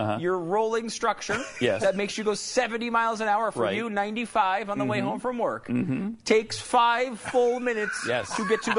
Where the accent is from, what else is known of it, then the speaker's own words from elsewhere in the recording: Northeast, United States; also born or lived in Tampa; now in Irving, United States; I grew up in the Northeast.